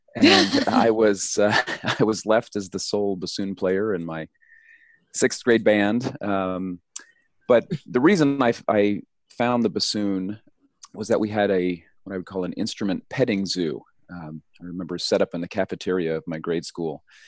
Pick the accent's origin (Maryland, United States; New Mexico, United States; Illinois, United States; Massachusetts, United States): New Mexico, United States; I grew up in New Mexico